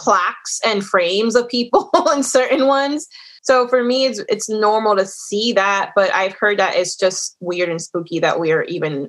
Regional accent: New Jersey, United States; that's normal for us growing up in New Jersey.

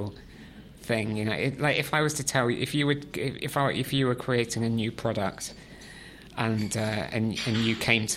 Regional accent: West Country, South West England, United Kingdom; I grew up in the West Country, in the countryside.

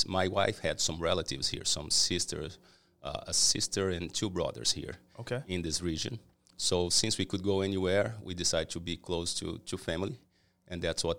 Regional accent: Brazil; born there; No, I'm Brazilian, just a background, right? So I was born in Brazil. I made my entire career in Brazil in the cleaning segment

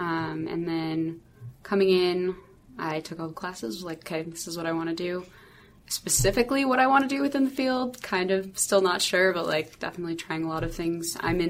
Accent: Seattle, Washington, United States

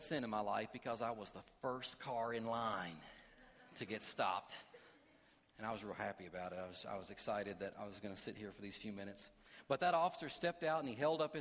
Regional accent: Kentucky, United States; I am from Kentucky

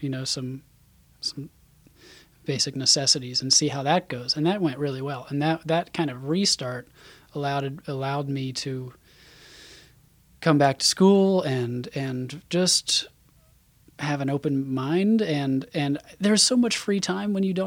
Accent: Isle of Palms, South Carolina, United States; I grew up on Isle of Palms

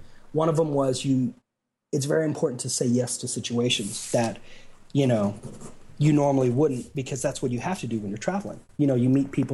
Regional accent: San Antonio, Texas, United States; San Antonio, which is my hometown of where I'm from

